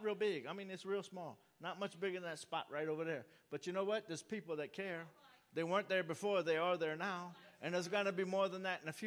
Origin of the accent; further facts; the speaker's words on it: New Orleans, Louisiana, United States; I'm from New Orleans